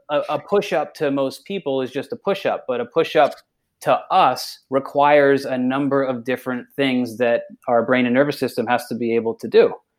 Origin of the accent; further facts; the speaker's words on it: Massachusetts, United States; moved away; I'm from Massachusetts originally